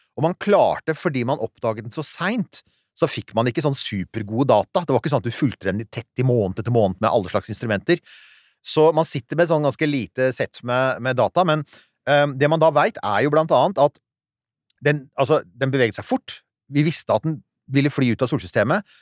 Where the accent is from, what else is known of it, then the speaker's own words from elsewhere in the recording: Rykkinn, Akershus, Norway; der jeg vokste opp, på Rykkvin